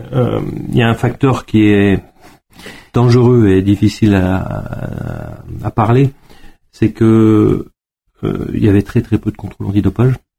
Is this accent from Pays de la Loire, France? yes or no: no; Gérardmer, Grand Est, France; moved away as an adult; now in Savoie, France; je suis Vosgien d'origine, de Gérardmer